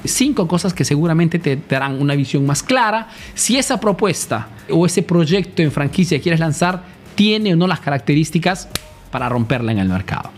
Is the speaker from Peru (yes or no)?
yes; Peru; moved away as an adult; now in Italy; soy un emprendedor peruano